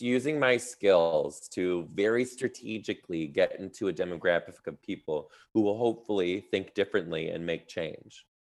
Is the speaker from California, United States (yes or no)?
no; Detroit, Michigan, United States; now in Seattle, United States; I'm from Detroit